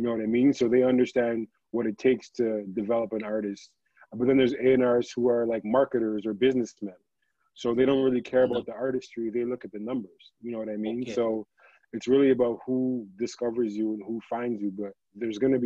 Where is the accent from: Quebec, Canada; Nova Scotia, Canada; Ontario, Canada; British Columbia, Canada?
Ontario, Canada; Toronto; I'm from Toronto. I work in the music business